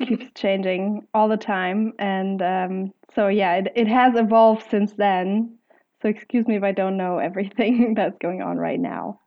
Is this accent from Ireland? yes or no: no; Germany; I'm from Germany